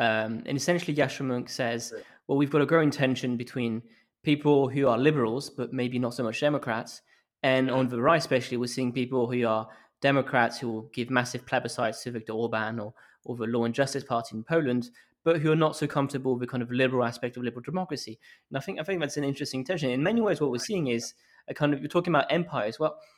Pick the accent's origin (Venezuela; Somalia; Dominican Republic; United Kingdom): United Kingdom; I'm British and I feel that Labour is selling me an internationalist dream I don't feel I belong to.